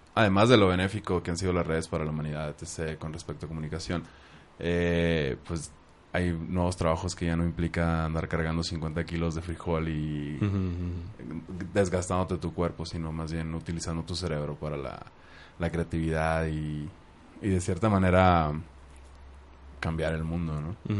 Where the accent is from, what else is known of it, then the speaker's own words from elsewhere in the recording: Hermosillo, Sonora, Mexico; donde crecí en Hermosillo